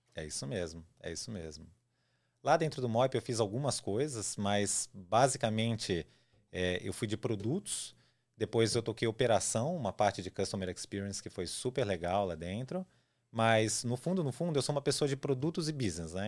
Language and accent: Portuguese; São Paulo, Brazil; also born or lived in Campinas/Valinhos/Vinhedo area, São Paulo state; eu nasci em São Paulo, cresci em São Paulo, morei sempre aqui